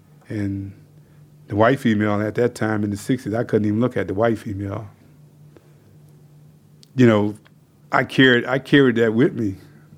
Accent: the South, United States; being reminded daily that I was, you know, a nigger growing up in the South

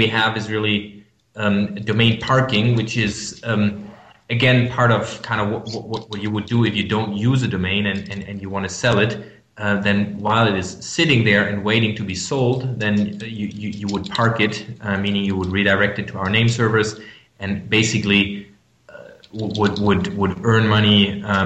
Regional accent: Germany; English is a second language; I'm from Germany. You might hear that from my accent.

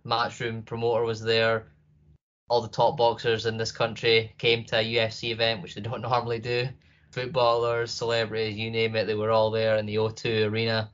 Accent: United Kingdom; being a Brit

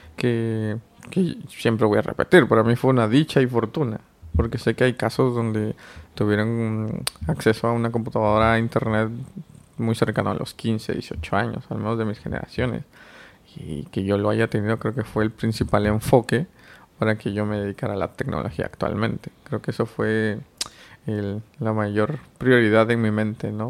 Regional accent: Oaxaca, Mexico; moved away as an adult; now in Mexico City, Mexico; vengo de Oaxaca, es un estado al sur de México y actualmente resido en Ciudad de México

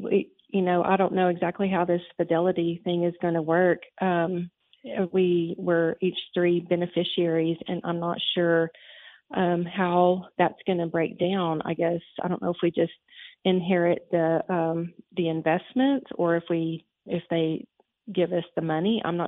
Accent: Texas, United States; I'm actually from Texas.

